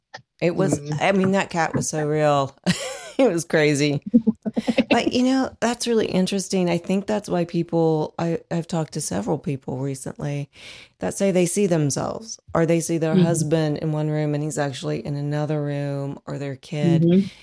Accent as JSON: {"language": "English", "town": "Dayton", "region": "Ohio", "country": "United States", "said": "And I come from Dayton."}